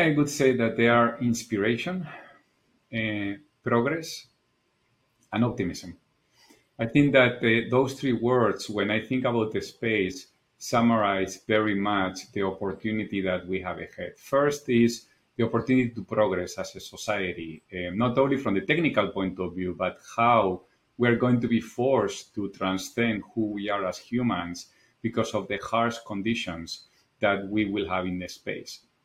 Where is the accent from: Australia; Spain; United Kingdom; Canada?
Spain; English is a second language; moved away as an adult; also born or lived in Japan; as you probably noticed from my accent, I'm originally from Spain